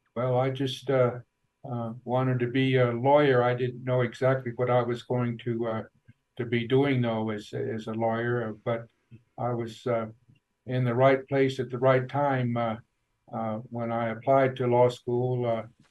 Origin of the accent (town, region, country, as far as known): Farmington, New Mexico, United States; born or raised there; also born or lived in Albuquerque, New Mexico